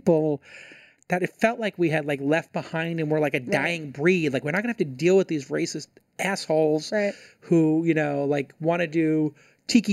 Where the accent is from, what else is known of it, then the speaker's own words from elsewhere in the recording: New York City, New York, United States; now in California, United States; I grew up in Brooklyn